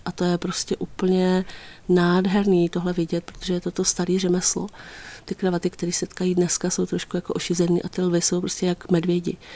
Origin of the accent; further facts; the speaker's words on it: Písek, South Bohemian Region, Czechia; já třeba pocházím z Písku